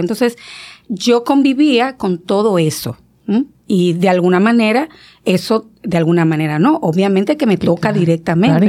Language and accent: Spanish; San Fernando de Monte Cristi, Monte Cristi, Dominican Republic; moved away; era Montecristi, yo soy de Montecristi